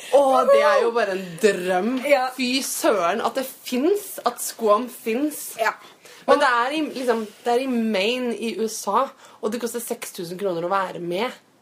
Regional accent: Norway; vi er fra Norge

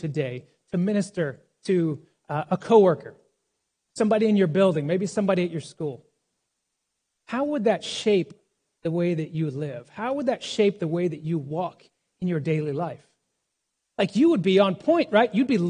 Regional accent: New York, United States; Now, as a New Yorker, this letter is encouraging

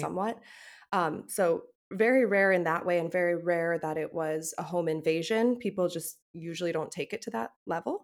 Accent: United States; I'm an American

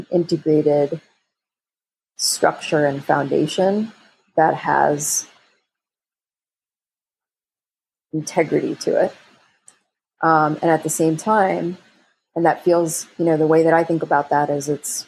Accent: New York, United States; I was born in New York and raised in the United States

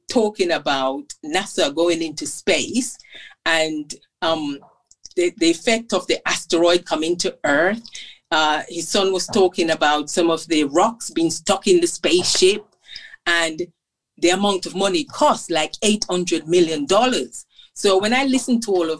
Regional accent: Jamaica; since I was growing up in Jamaica

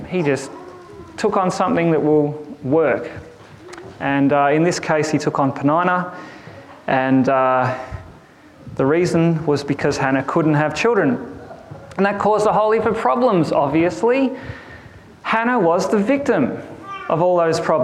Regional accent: Boort, Victoria, Australia; I come from a place called Bort

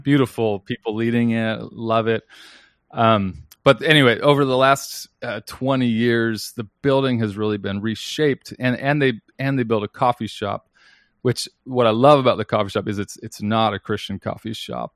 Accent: Seattle, Washington, United States; moved away as an adult; also born or lived in Denver; I'm a pastor at a church called North Seattle Church, and I'm there mostly because that's the church I grew up in.

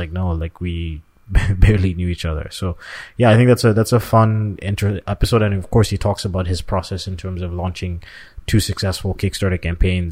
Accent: Canada; we're both from Canada.

